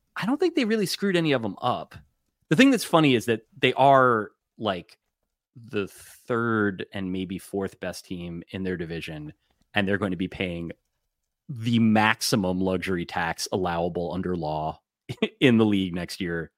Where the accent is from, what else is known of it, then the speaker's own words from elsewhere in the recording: New Jersey, United States; I grew up in New Jersey